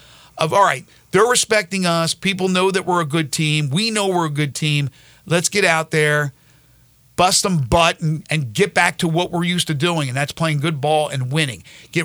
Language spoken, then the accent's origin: English; United States; now in Memphis, United States; my hometown team. You know, I'm not technically from Philly. I'm 60 miles away.